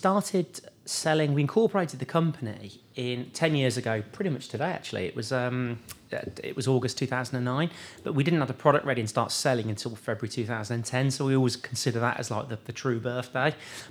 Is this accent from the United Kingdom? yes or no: yes; Birmingham, West Midlands, United Kingdom; Yeah, Birmingham, yeah. So yeah. I was born in Soldy Hill, lived in Birmingham my whole life.